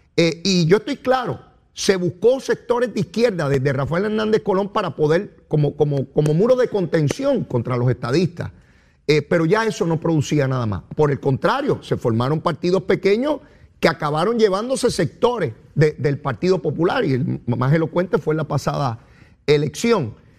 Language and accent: Spanish; Puerto Rico